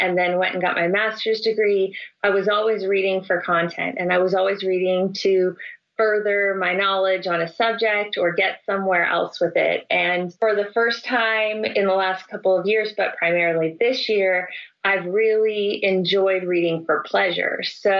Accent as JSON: {"language": "English", "town": "Salinas", "region": "California", "country": "United States", "tie": "born or raised there", "said": "I grew up in Salinas, California. That's the home of John Steinbeck."}